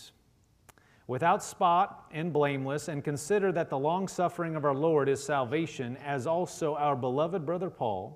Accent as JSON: {"language": "English", "region": "Nebraska", "country": "United States", "said": "I am from Nebraska, but, you know, I never was actually a farmer. You know, we have a lot of farmers in Nebraska"}